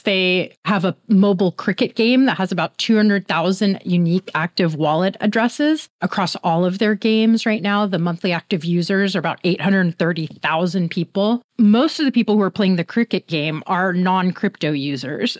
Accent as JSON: {"language": "English", "area": "Bay Area", "region": "California", "country": "United States", "said": "I'm from the Bay Area"}